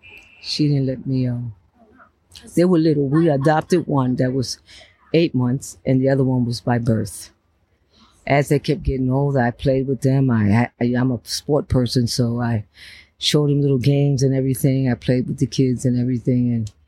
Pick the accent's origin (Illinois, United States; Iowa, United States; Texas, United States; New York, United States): New York, United States; New York City; also born or lived in Bronx, New York / California; Right there in Brooklyn, Cambridge, and Fulton.